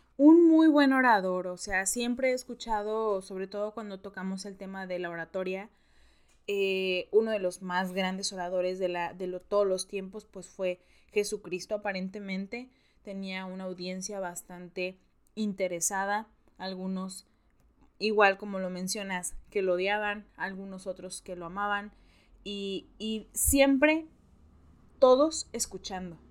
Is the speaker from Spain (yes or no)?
no; Mexico; los mexicanos lo sabemos perfecto